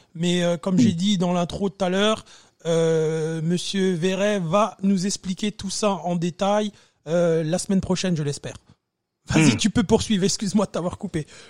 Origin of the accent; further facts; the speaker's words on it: France; moved away as an adult; now in Canada; ça fait un petit moment que j'ai quitté la France